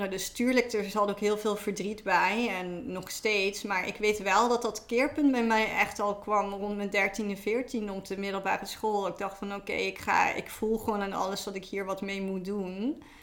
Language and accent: Dutch; Limburg, Netherlands; moved away as an adult; also born or lived in Utrecht; now in Amsterdam, Netherlands; Ehm, oorspronkelijk kom ik uit Limburg, eh, dus heel